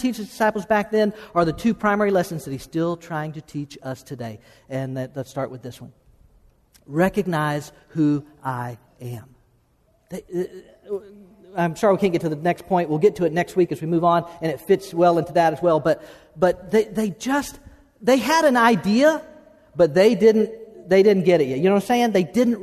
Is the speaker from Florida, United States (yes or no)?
yes; Okeechobee, Florida, United States; We grew up in Okeechobee, Florida.